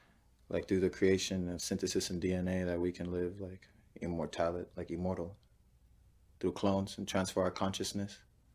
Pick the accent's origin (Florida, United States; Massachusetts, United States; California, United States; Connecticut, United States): Florida, United States; South Florida.